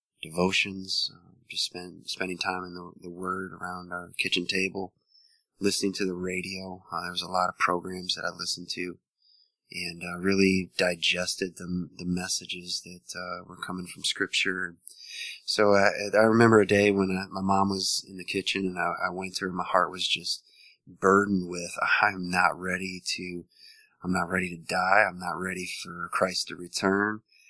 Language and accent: English; Missouri, United States; born there; also born or lived in Montana, United States / Wisconsin, United States; now in Richmond, United States; And so I was born in Missouri.